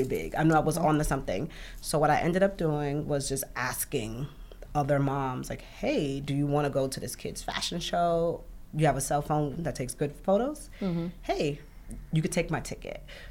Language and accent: English; New York City, New York, United States; also born or lived in Bronx; now in New York City, United States; I'm from Brooklyn